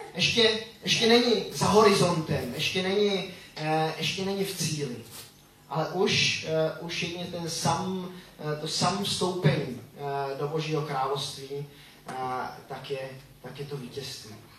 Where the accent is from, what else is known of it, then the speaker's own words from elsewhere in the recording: Switzerland; now in Czech Republic; jsem vyrůstal, eh, ve Švýcarsku